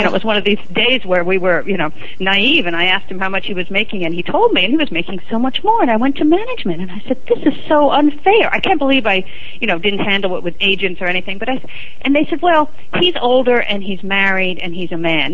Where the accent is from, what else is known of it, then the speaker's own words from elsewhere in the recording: New York City, New York, United States; also born or lived in Providence, Rhode Island; I grew up in Manhattan, on the Upper East Side of Manhattan